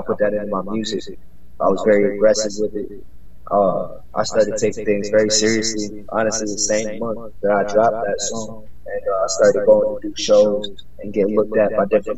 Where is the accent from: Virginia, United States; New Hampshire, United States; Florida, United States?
Florida, United States; born there; also born or lived in New York; now in Charlotte, United States; Florida-born artist. I've traveled most of my life. I live currently in Charlotte, North Carolina. I moved out here from New York.